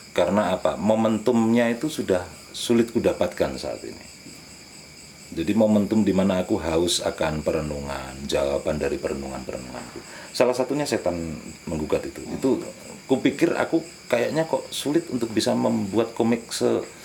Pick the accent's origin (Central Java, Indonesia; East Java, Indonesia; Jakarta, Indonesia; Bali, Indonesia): East Java, Indonesia; Madiun; aku dibesarkan di Madiun